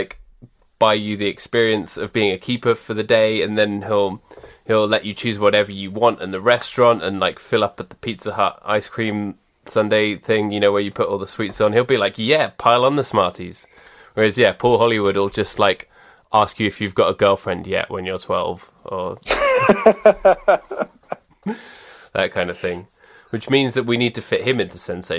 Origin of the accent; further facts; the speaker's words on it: United Kingdom; as British people